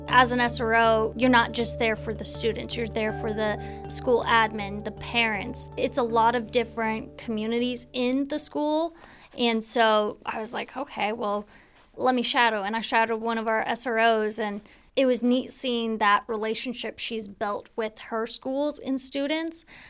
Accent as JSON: {"language": "English", "town": "Spanaway", "region": "Washington", "country": "United States", "tie": "born or raised there", "also_born_or_lived": "Tacoma", "said": "I grew up in Spanaway, actually just off of Beef Street here"}